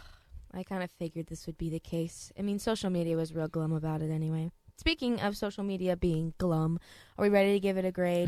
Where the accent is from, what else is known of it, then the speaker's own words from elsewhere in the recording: Texas, United States; I'm from Texas too